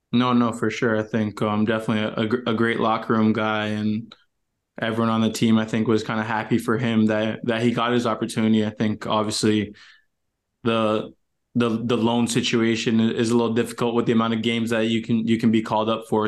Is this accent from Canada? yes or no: yes; Canada; for me being Canadian